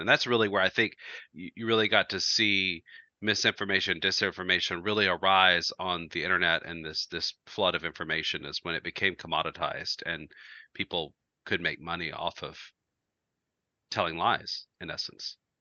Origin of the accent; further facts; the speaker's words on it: Georgia, United States; We, we grew up in Georgia